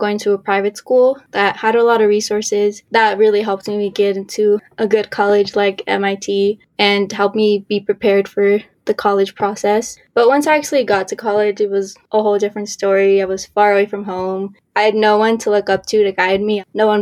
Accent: Colorado, United States; I'm originally from Colorado, but both of my parents are from Mexico.

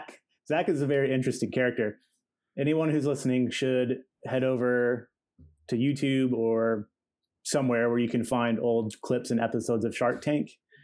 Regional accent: Ohio, United States; So Cleveland's at like the very top and I'm at the very bottom.

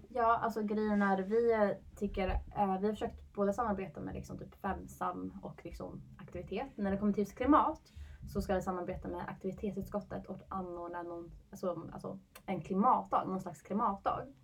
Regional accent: Uppsala, Uppsala County, Sweden; jag är born and raised i Uppsala.

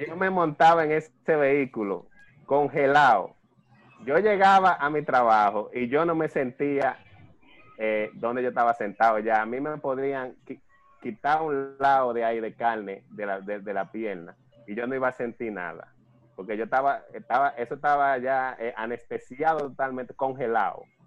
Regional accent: Dominican Republic; no solamente como católicos, sino también como dominicanos

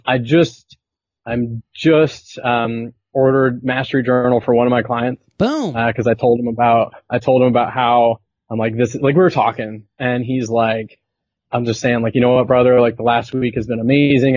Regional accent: southern United States, United States; born or raised there; moved away as an adult; also born or lived in Venezuela; now in Belleville, Canada

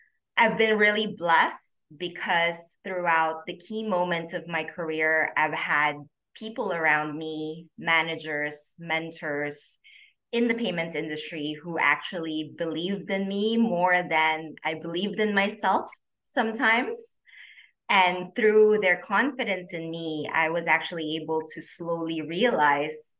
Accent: Philippines; moved away as an adult; also born or lived in Hong Kong; now in Singapore; I am originally from the Philippines. I grew up there actually and moved to Singapore after a while to take my master's

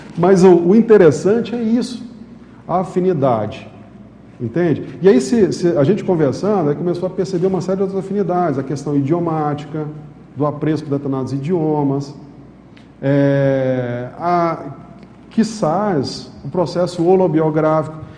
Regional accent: São Luís, Maranhão, Brazil; moved away; also born or lived in Manaus; eu morava em São Luís, eu sou maranhense

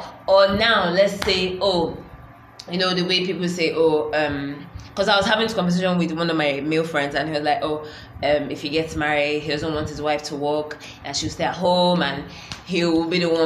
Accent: Nigeria; being Nigerian

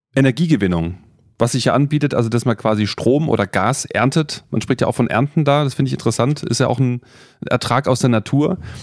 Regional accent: Freiburg, Baden-Württemberg, Germany; now in Friedberg, Germany; ich bin ja in Freiburg aufgewachsen

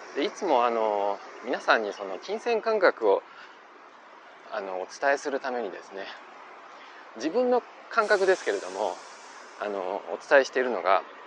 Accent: Osaka, Japan; moved away as an adult; now in Taiwan; 自分自身が大阪出身大阪育ちのものなので

